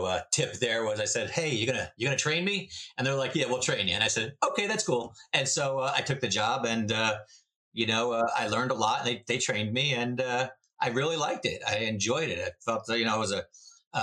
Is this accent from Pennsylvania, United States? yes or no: no; New Jersey, United States; now in Moseley, United States; I'm originally from New Jersey